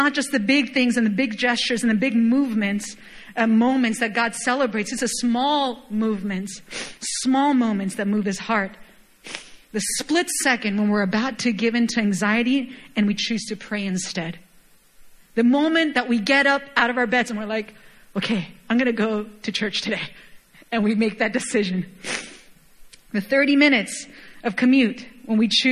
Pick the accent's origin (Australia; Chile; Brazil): Chile; moved away; I was born and raised in Chile, for those of you guys who don't know, and it's a wine country